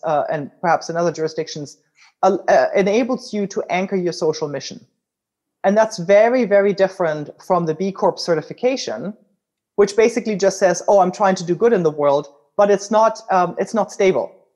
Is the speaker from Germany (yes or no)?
yes; Germany; accent: German; English is a second language; now in United States; as you can tell from my accent, I'm originally German